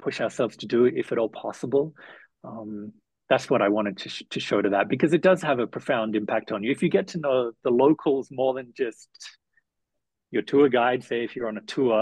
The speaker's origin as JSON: {"language": "English", "town": "Melbourne", "region": "Victoria", "country": "Australia", "also_born_or_lived": "Southeast Asia", "moved": "as an adult", "lives_now": "Nairobi, Kenya", "said": "I went back to Australia. I'm from Melbourne."}